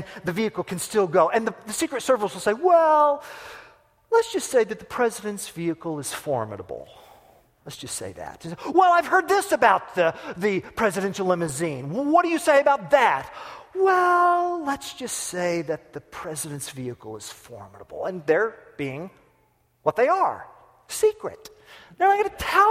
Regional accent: United States; I'm an American

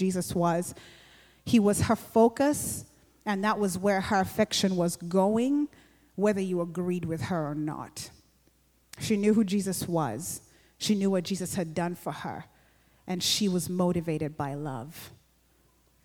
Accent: Uganda; I grew up in Uganda, and like we still have kingdoms for some of the tribes there

